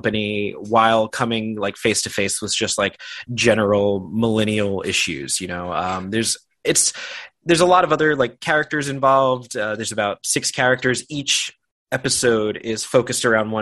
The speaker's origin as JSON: {"language": "English", "town": "Yonkers", "region": "New York", "country": "United States", "said": "I'm from McLean Avenue. My family owned Artuso's Bakery"}